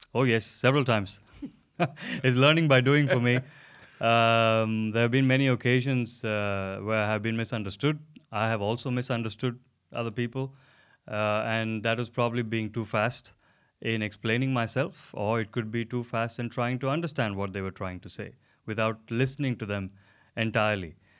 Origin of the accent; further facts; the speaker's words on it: India; now in Denmark; I come from India originally, and I've been living in Denmark for the last uh, coming to five years very soon